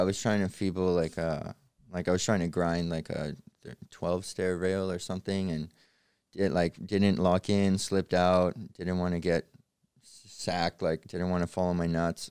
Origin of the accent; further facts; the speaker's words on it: Canada; also born or lived in Odessa, Ukraine; I was born in Odessa, Ukraine, and we moved to Canada when I was six